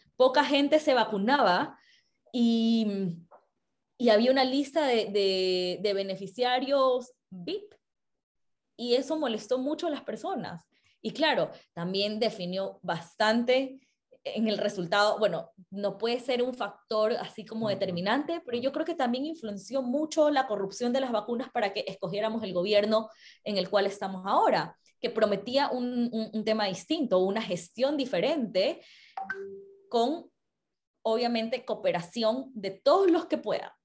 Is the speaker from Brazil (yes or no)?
no; Ecuador; como ecuatoriana